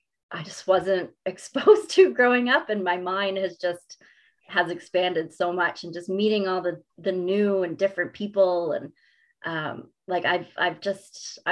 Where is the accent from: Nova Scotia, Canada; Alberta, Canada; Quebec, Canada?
Nova Scotia, Canada; Mount Uniacke; I was a stable hand in probably every little barn in Mount Uniacke growing up